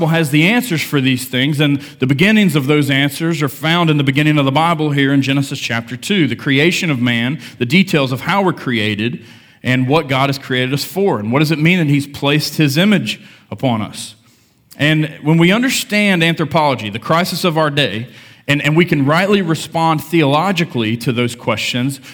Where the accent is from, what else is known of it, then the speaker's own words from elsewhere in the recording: United States; I grew up in Lincoln County, small town